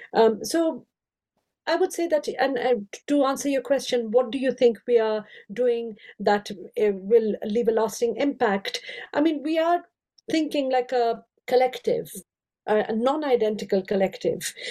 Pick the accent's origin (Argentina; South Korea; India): India; moved away as an adult; now in United Kingdom; I grew up in India. I have five Indian languages